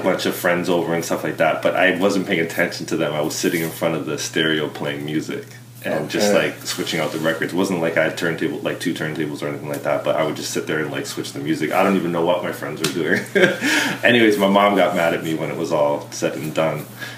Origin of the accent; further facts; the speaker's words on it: Vancouver, British Columbia, Canada; born there; also born or lived in Bermuda; I was born in Vancouver.